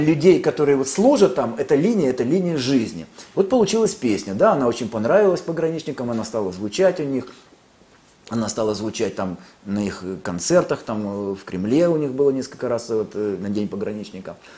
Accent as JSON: {"language": "Russian", "town": "Lviv", "region": "Lviv Oblast", "country": "Ukraine", "tie": "born or raised there", "moved": "yes", "lives_now": "Russia", "said": "я ведь родился во Львове, на Украине"}